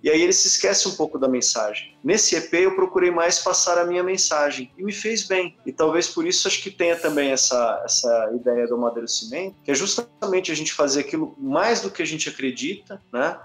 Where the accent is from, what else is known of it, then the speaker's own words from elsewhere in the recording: Brazil; como brasileiro e o que eu vejo da minha nação, do país que a gente mora